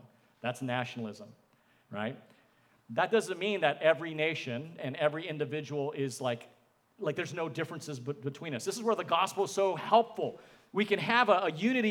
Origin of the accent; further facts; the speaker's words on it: United States; I am a Christian first, an American second.